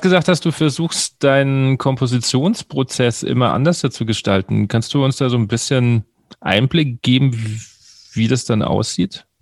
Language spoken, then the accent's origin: German; Wiesbaden, Hesse, Germany; ich komme ja aus Wiesbaden